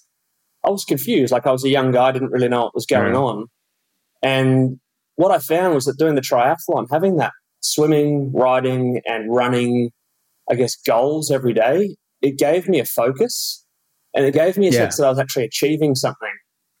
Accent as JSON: {"language": "English", "town": "Cottesloe", "region": "Western Australia", "country": "Australia", "tie": "born or raised there", "accent": "Perth", "moved": "as an adult", "lives_now": "Girona, Spain", "said": "I grew up in Cottesloe, so on the coast there"}